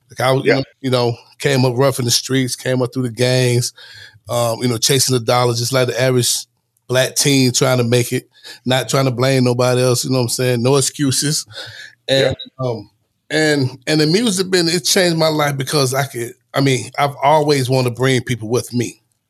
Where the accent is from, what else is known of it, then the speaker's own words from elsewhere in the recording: Los Angeles, California, United States; I'm from LA too. I'm from Watts.